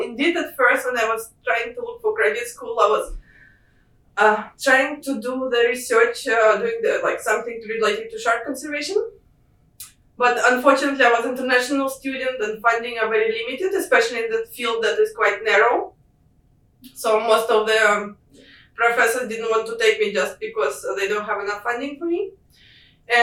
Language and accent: English; Moscow, Russia; moved away as an adult; being back home in Russia, where like I'm from Moscow, it's quite far away from any oceans